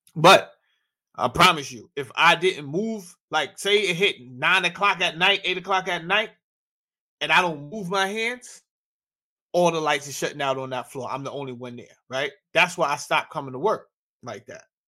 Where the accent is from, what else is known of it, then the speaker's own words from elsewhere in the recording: New York, United States; I grew up in New York